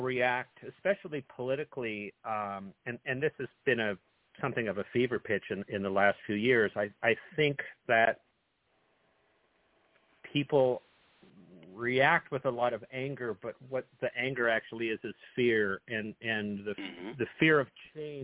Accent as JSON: {"language": "English", "region": "Northern California", "country": "United States", "tie": "born or raised there", "said": "I was born and raised in Northern California"}